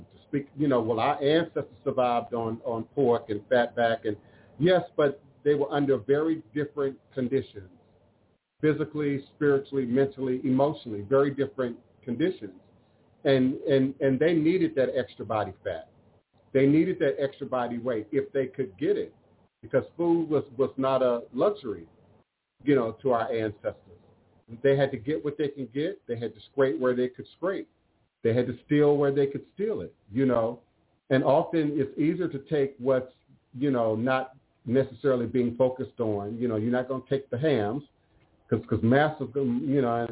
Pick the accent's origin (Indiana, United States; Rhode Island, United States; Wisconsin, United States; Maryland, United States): Maryland, United States; growing up in Maryland